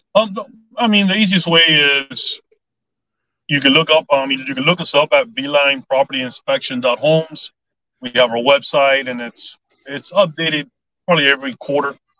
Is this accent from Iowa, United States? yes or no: no; Southwest Dade County, Florida, United States; also born or lived in Cooper City, Florida; I was born and raised in Southwest uh, Dade County, uh, so I'm a native Floridian